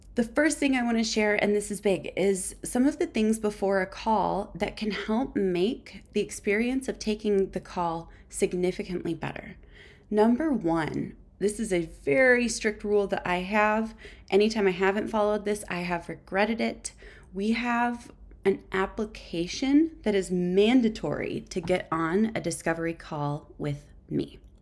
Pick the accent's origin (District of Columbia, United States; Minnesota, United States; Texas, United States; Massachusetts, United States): Minnesota, United States; I'm actually born and raised in Minnesota, and believe it or not, I'm a lifer